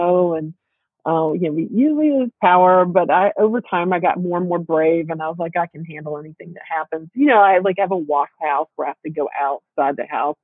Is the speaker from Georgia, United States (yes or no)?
yes; South Georgia, United States; moved away; I grew up in South Georgia.